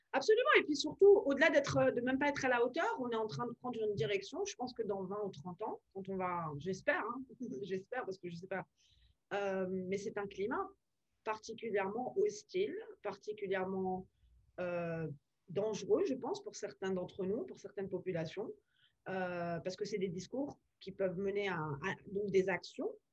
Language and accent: French; France; moved away as an adult; now in Washington, United States; nos valeurs de de fond en tant que Français